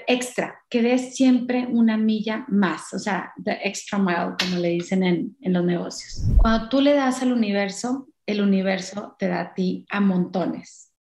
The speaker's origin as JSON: {"language": "Spanish", "country": "Mexico", "said": "nosotros como mexicanos o latinos"}